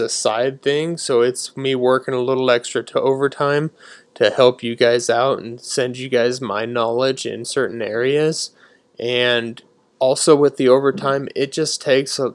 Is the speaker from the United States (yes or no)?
yes; Nebraska, United States; we're from Nebraska